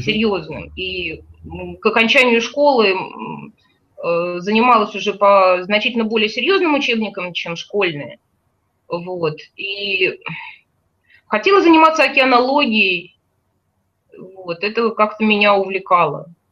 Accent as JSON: {"language": "Russian", "town": "Baku", "country": "Azerbaijan", "tie": "born or raised there", "moved": "yes", "said": "я не была в родном городе э, с тех пор, как уехала из него в 88 году"}